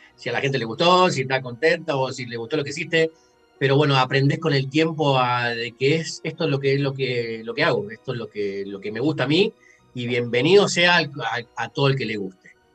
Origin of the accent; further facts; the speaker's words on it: Rosario, Santa Fe, Argentina; now in Edmonton, Canada; soy de Rosario, Argentina y estoy viviendo acá en Edmonton, Canadá